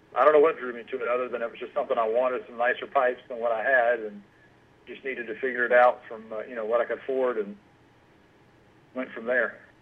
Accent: Marietta, Georgia, United States; now in Cumming, United States; I grew up in uh, Marietta and kind of moved around up, up in the north uh, quadrant of Georgia.

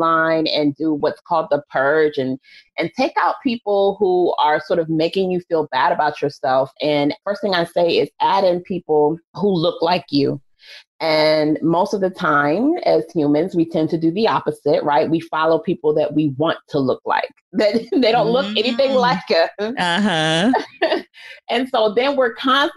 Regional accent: United States; as an American culture

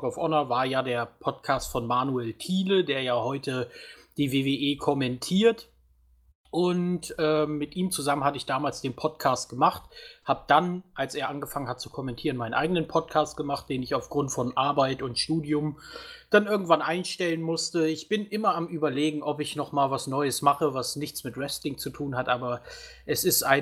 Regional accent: Halle, Saxony-Anhalt, Germany; ich komme ja aus Halle, deswegen war letzte Woche sehr viel los hier in unserem beschaulichen Städtchen, kann

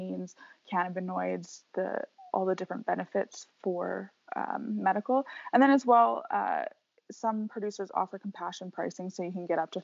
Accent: British Columbia, Canada; moved away; I grew up in British Columbia, which is kind of like the weed capital of Canada.

